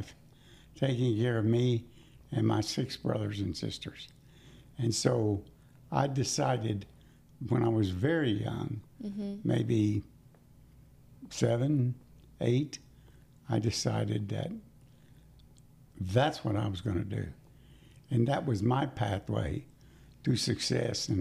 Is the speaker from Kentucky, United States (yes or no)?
yes; Winchester, Kentucky, United States; I grew up in Winchester, Kentucky in the 1950s